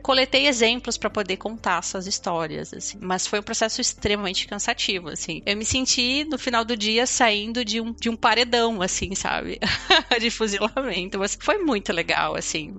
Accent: Porto Alegre, Rio Grande do Sul, Brazil; moved away as an adult; now in Netherlands; Eu sou gaúcha, né? Sou de Porto Alegre.

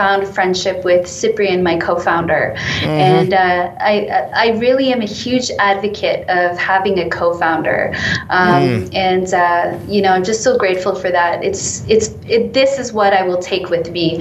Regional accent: Canada; moved away; also born or lived in United Kingdom; being Canadian in the UK

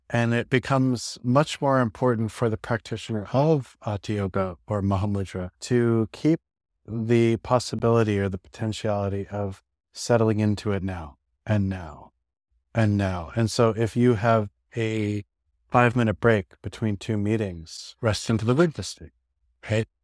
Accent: New York City, New York, United States; I live in New York City, I grew up in New York City

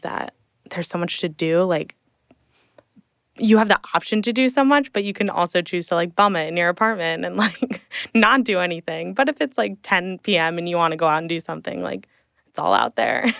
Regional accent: Hunterdon County, central New Jersey, United States; moved away as an adult; now in New York City, United States; grew up in New Jersey my whole life, um, in, well, central Jersey.

